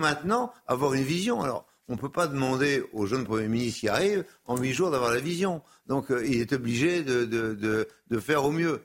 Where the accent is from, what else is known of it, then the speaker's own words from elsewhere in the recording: Brittany, France; je suis de l'Ouest, parce que je suis breton